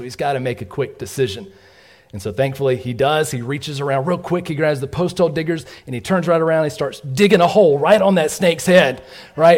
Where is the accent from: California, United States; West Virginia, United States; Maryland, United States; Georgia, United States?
Georgia, United States; we grew up in Georgia